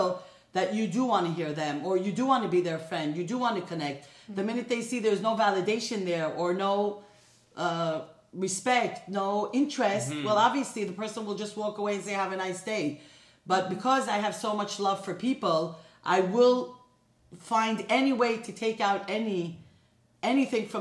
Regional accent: New York, United States; now in Los Angeles, United States; I grew up in New York

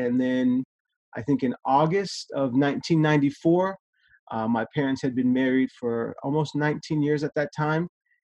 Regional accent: Stockton, California, United States; moved away as an adult; now in Redding, United States; I'm born and raised in Stockton, California. Right now, my current position, I've been in Reading for 4 years.

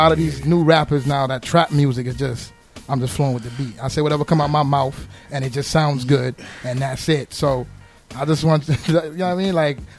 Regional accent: New York City, New York, United States; We grew up in Brooklyn together

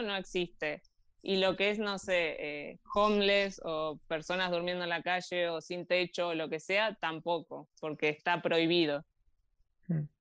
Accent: Bariloche, Río Negro, Argentina; moved away as an adult; also born or lived in Granada, Spain; now in Andorra; nosotros somos de Bariloche y tenemos mucha relación con la montaña

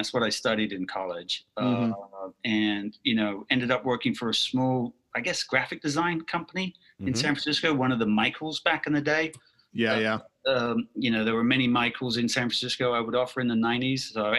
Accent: United Kingdom; accent: mid-Atlantic; obviously by my accent, which is sort of mid-Atlantic at this point, some people think I'm Aussie or Kiwi or South African, but I'm actually from the UK.

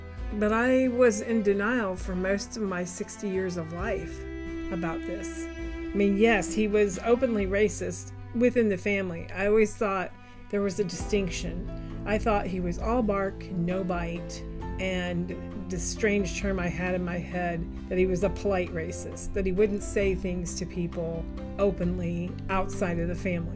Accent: Kansas, United States; I grew up in Kansas. I was born on the Missouri side of Kansas City, and then we moved to Kansas

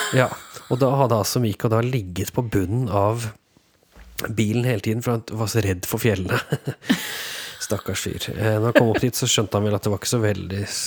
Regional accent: Norway; vi er jo nordmenn

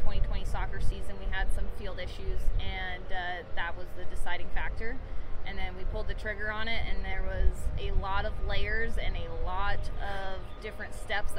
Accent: Reno, Nevada, United States; the Aces were my hometown team

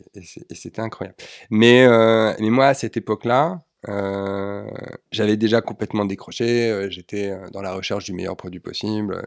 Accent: Neuilly-sur-Seine, Île-de-France, France; also born or lived in Austria; je suis né à Neuilly-sur-Seine. J'ai vécu toute mon enfance dans les quartiers cossus de, de l'Ouest parisien

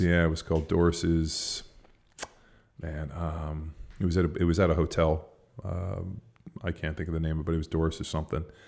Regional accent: Palos Verdes, California, United States; where I grew up in Palos Verdes

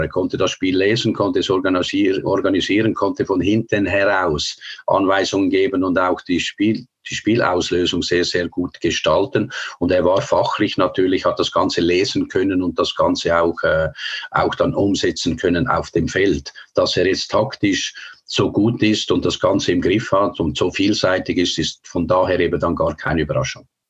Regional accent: Switzerland; moved away as an adult; Aber ich bin natürlich in der Schweiz geboren, habe alles in der Schweiz gemacht.

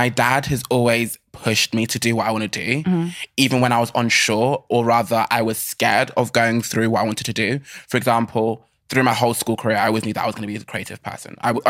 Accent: Germany; born there; I'm a first generation Nigerian. Like I was born in Germany. Long story. But I was born in Germany.

